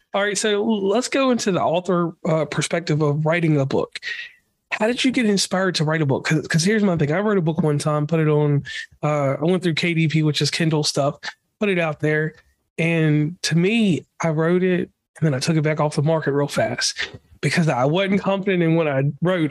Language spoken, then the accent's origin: English; Appalachia, United States; I'm from Appalachia